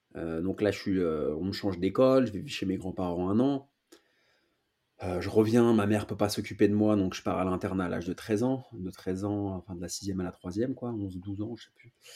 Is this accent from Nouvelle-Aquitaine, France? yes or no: no; Paris, Île-de-France, France; je suis né à Paris, j'habite à Paris